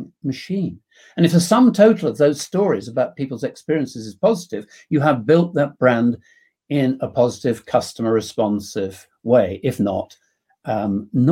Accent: England, United Kingdom; being English

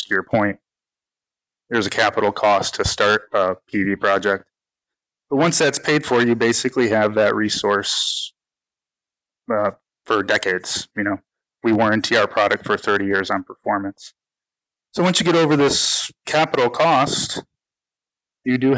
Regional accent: Detroit, Michigan, United States; moved away as an adult; now in South Florida, United States; I grew up in the Detroit area, Michigan

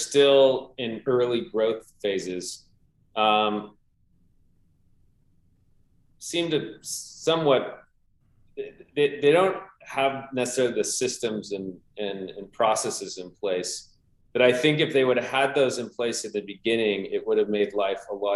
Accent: Southern California, United States; born or raised there

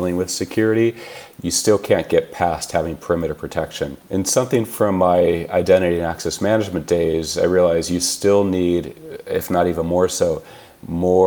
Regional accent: California, United States; I was born and raised in California

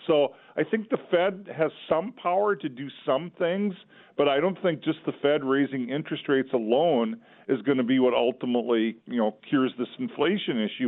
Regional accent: Olivia, Minnesota, United States; I grew up in Olivia, Minnesota

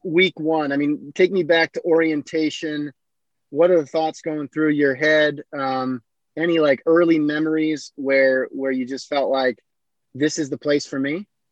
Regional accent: Iowa, United States; growing up in Iowa

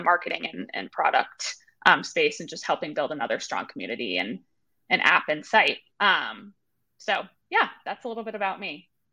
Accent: Marblehead, Massachusetts, United States; moved away as an adult; also born or lived in Maine; I grew up in Massachusetts, little town outside of Boston called uh, Marblehead

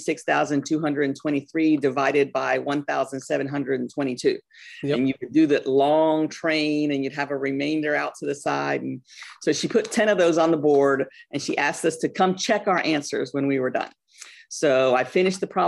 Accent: North Carolina, United States; also born or lived in Guayaquil, Ecuador / New York City, New York, United States; When I told you that I grew up in New York City, we moved to North Carolina when I was about 10 years old

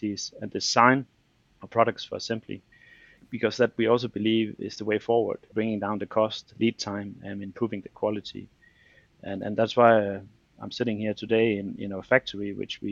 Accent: Denmark; I'm from Denmark

